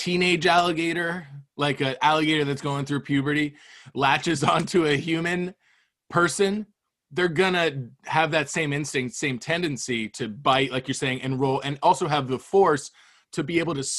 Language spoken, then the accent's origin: English; Cape Coral, Florida, United States; we grew up in Southwest Florida in Cape Coral.